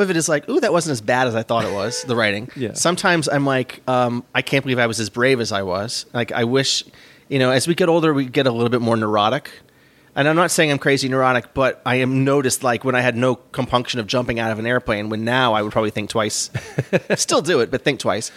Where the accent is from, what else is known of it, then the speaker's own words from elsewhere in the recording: New York, United States; I was from New York